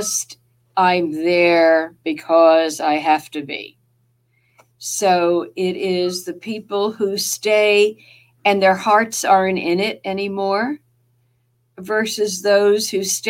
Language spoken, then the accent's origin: English; New Jersey, United States; accent: Jersey; that's my Jersey accent